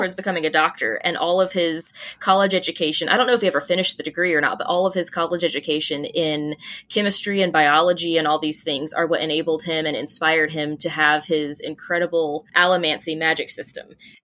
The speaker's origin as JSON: {"language": "English", "region": "Georgia", "country": "United States", "tie": "born or raised there", "said": "Mason Mill Road is the road I grew up on in Georgia"}